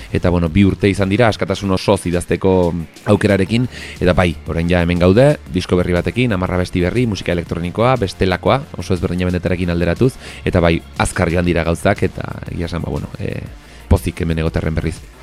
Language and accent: Basque; Arbizu, Navarre, Spain; ni arbizuarra naiz